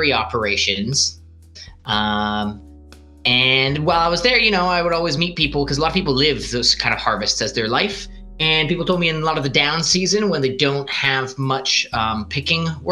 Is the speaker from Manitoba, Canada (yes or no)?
no; Greater Toronto area, Southern Ontario, Canada; moved away as an adult; also born or lived in Yukon; now in Italy; I'm actually Canadian. I come from Southern Ontario, the Greater Toronto area.